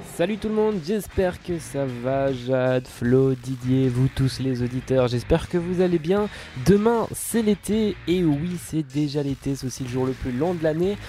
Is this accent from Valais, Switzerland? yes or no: yes; Valais, Switzerland; je viens du Valais